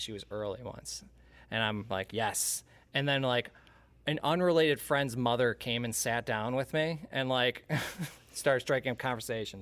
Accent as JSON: {"language": "English", "region": "the Thumb of Michigan", "country": "United States", "tie": "born or raised there", "also_born_or_lived": "Bay City, Michigan", "said": "I grew up in the thumb of Michigan. I moved to Bay City many, many moons ago and have been there ever since"}